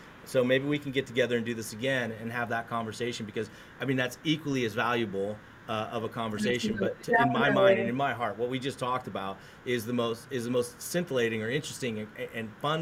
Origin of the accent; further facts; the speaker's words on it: United States; I'm an American